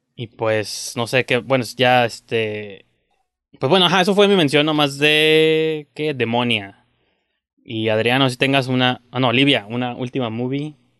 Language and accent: Spanish; Mexico; soy mexicano